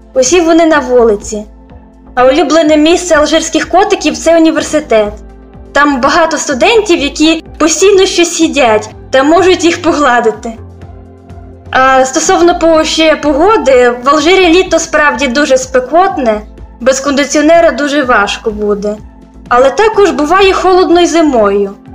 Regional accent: Ukraine; first language Ukrainian; moved away as an adult; now in Algeria; Ми думаємо моєю рідною мовою, а це українська

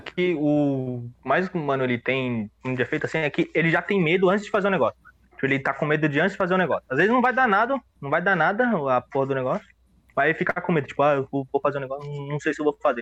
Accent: São Paulo, Brazil; now in Guarulhos, Brazil; Eu, eu nasci em São Paulo

